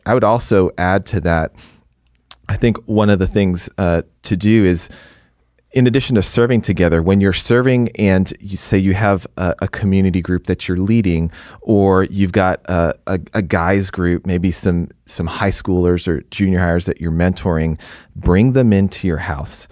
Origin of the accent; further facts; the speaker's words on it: Houston, Texas, United States; moved away as an adult; also born or lived in East Coast; now in Dallas, United States; I'm originally from Houston.